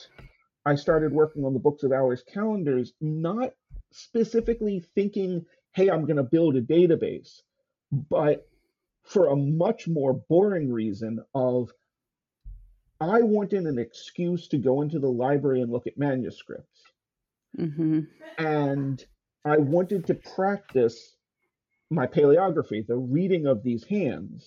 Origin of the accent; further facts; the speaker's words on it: Baltimore, Maryland, United States; I grew up in Baltimore, where the Walters Art Gallery exists